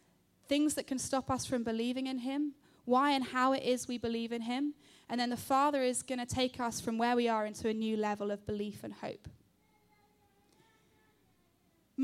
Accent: London, United Kingdom; I am 30 years old. I grew up in London.

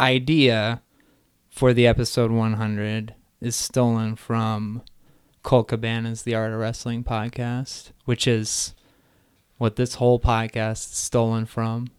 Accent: Neshanic Station, New Jersey, United States; I grew up in central New Jersey in a small town called Neshanic Station

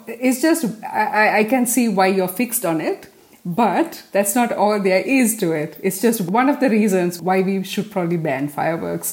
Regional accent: Gießen, Hesse, Germany; I'm from Gießen, and when we go to clubs in Gießen

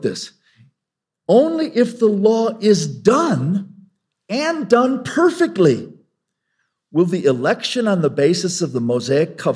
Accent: Longmont, Colorado, United States; I was in my hometown of Longmont some years ago

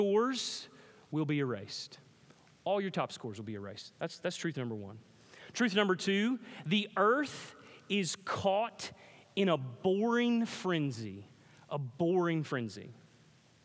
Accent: Pickens, South Carolina, United States; I grew up in Pickens, South Carolina

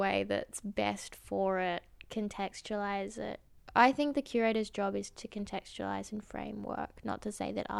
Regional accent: Perth, Western Australia, Australia; moved away as an adult; now in Iceland; from Perth, Australia.

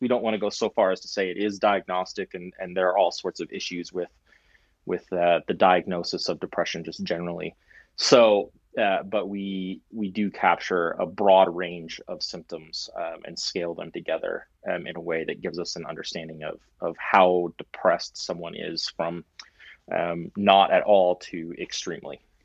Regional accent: Canada; as a Canadian

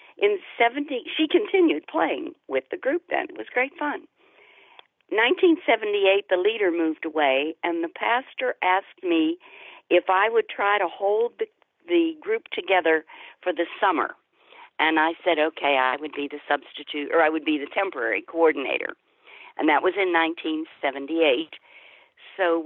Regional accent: Pittsburgh, Pennsylvania, United States; I grew up in Pittsburgh

